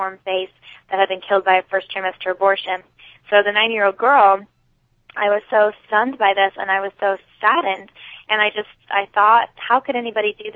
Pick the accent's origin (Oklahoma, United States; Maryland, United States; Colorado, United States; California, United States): California, United States; San Jose; I was born and raised in San Jose, California